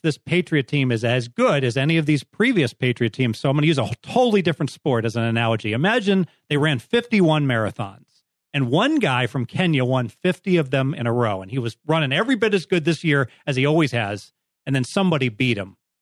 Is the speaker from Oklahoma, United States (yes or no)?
no; Cincinnati, Ohio, United States; I'm from Cincinnati